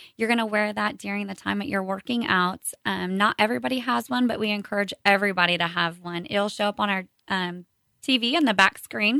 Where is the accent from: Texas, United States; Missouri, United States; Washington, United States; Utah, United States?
Missouri, United States; Kearney; I was born and raised here in Kearney